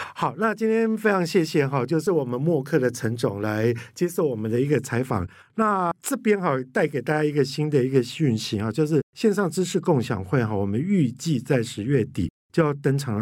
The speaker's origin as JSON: {"language": "Chinese", "town": "Kaohsiung", "country": "Taiwan", "tie": "born or raised there", "said": "刚刚提到说寿山动物园，我跟你讲到我的故乡欸"}